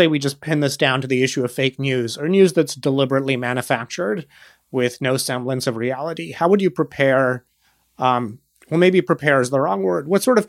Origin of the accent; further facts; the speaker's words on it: India; moved away as an adult; now in United States; I moved to the US when I was 18 and we were in the same class at Davidson, but I grew up in India and I moved to the US at 18.